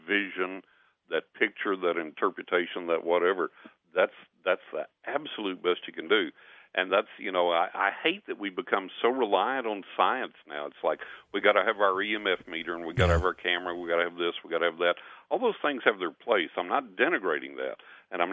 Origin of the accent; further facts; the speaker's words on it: West Texas, United States; growing up in West Texas